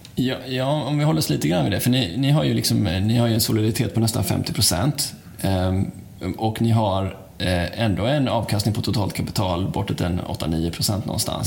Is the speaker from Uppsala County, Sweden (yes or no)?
no; Gothenburg, Västra Götaland, Sweden; jag själv är Göteborg i grunden